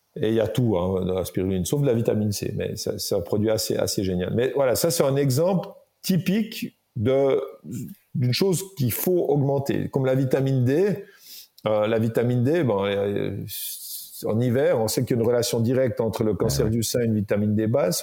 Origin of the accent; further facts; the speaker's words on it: Jura, Switzerland; je viens du Jura